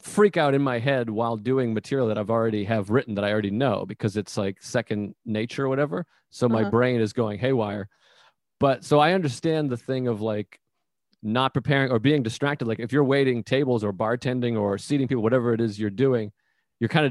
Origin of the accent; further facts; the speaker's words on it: south of Boston, Massachusetts, United States; I'm from Massachusetts.